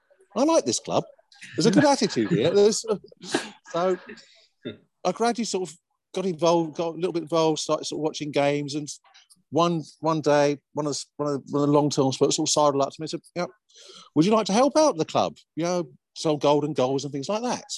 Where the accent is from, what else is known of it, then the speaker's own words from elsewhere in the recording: Cornwall, South West England, United Kingdom; now in London, United Kingdom; I grew up down in Cornwall